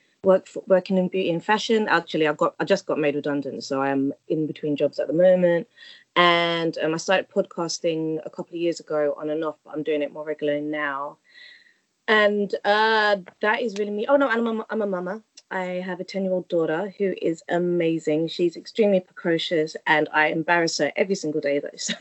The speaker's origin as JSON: {"language": "English", "region": "London", "country": "United Kingdom", "tie": "born or raised there", "said": "I grew up in Walthamstow, very diverse. I went to a Catholic school"}